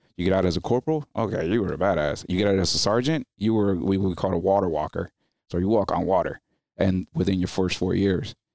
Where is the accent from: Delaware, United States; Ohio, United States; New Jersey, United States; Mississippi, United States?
New Jersey, United States; English is a second language; also born or lived in Dominican Republic; five years old when I went to New Jersey